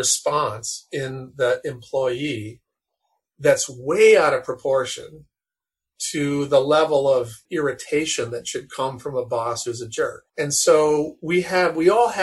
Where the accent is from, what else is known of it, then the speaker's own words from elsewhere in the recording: North Dakota, United States; I grew up in North Dakota